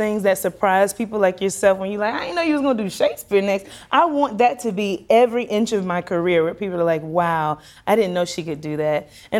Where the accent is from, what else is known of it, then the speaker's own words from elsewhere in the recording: South Carolina, United States; In a small town out of Atlanta, Georgia, around Atlanta, Georgia. So I'm from South Carolina.